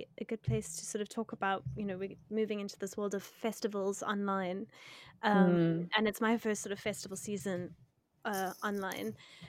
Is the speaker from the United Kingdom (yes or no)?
no; South Africa; I mean, I see it differently as a South African, you know, there's all sorts of.